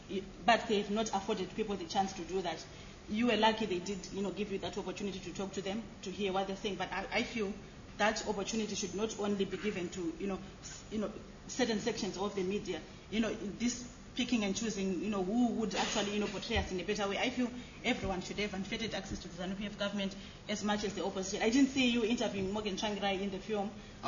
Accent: Mashonaland, Zimbabwe; I come from Mashona land. We come from very two different areas that have had different fortunes in terms of life after independence in Zimbabwe.

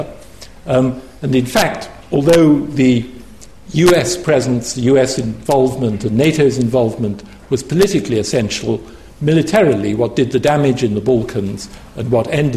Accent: United Kingdom; speaking as a Brit

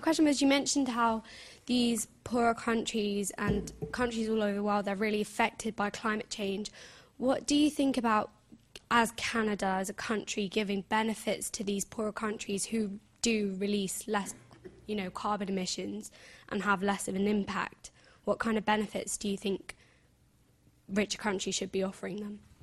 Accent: India; moved away; I'm from India.

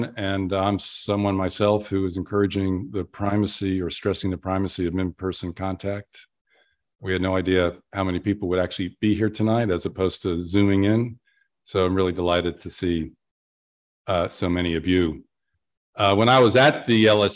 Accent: United States; I'm an American

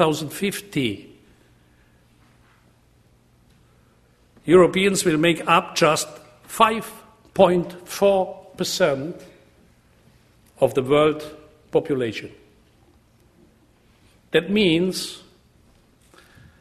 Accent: Germany

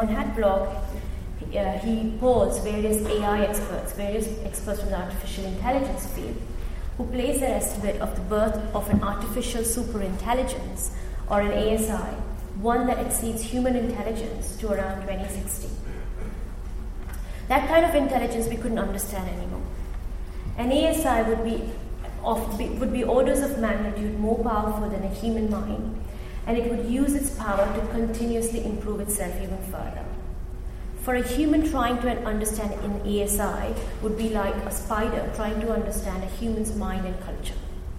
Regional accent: Gujarat, India; the government of India turned off internet for 63 million people in my home state of Gujarat.

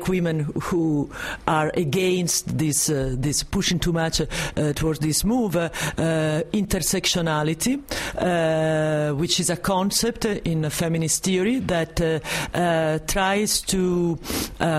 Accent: Italy; accent: Italo-French; English is a second language; now in France; this strong Italo-French accent

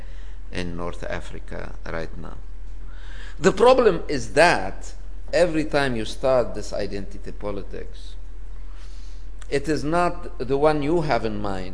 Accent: Lebanon; now in Paris, France; my home country, Lebanon

